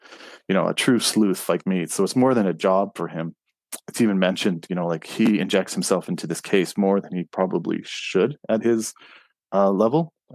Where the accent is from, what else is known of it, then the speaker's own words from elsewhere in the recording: Montreal, Quebec, Canada; moved away; I was born in Montreal